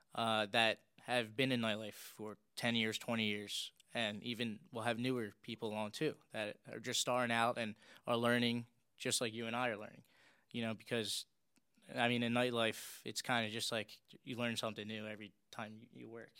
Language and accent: English; Philadelphia, Pennsylvania, United States; I was born and raised in South Philly.